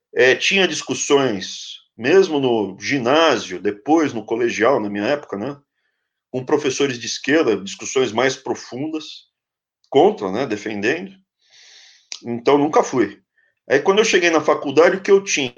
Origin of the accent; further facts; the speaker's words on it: São Paulo, Brazil; eu cresci na capital